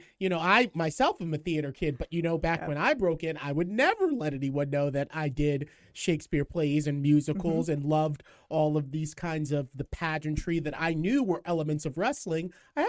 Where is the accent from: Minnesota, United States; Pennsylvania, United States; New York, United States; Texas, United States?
New York, United States; I told them I came from New York, but I didn't tell them I was enrolled in the Tisch School of the Arts in New York at NYU.